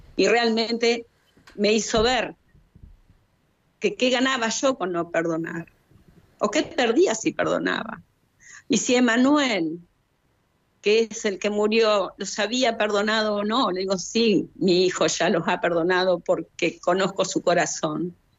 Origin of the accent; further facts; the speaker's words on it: Chubut, Argentina; also born or lived in Rawson, Playa Unión (residence); Soy de Argentina, de la provincia de Chubut. Vivo en su capital, en Rawson, Playa Unión